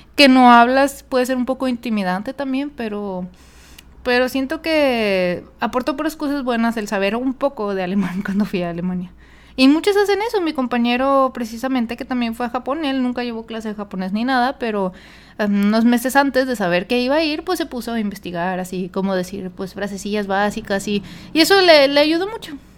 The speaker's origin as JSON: {"language": "Spanish", "town": "Monterrey", "region": "Nuevo León", "country": "Mexico", "tie": "born or raised there", "first_language": "Spanish", "said": "yo soy mexicana y pues nací, nací y em, aprendí a hablar español pero debido a que vivía en una ciudad, este, no fronteriza, pero pues sí a una hora de la frontera, que es Monterrey"}